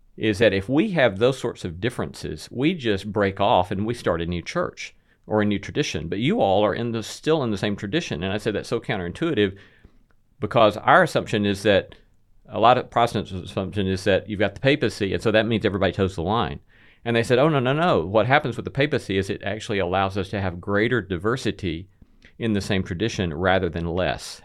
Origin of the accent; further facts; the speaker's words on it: Alabama, United States; moved away as an adult; also born or lived in Notre Dame, Indiana; now in Nashville, United States; I was raised in Alabama